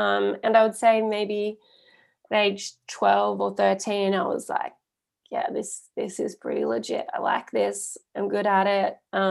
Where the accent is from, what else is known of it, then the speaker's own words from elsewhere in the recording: East Coast of Australia, Australia; moved away as an adult; now in Perth, Australia; We're mostly from the East Coast, Sydney, Melbourne, Queensland.